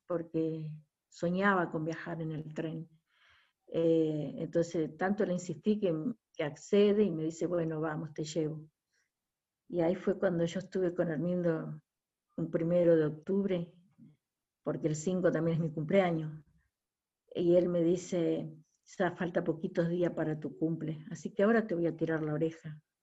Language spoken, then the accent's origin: Spanish; Mechita, Buenos Aires Province, Argentina; acá en mi pueblo, acá en Mechita